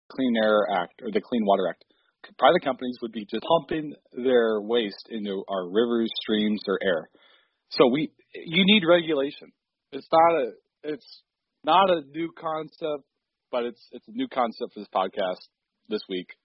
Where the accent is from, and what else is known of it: Texas, United States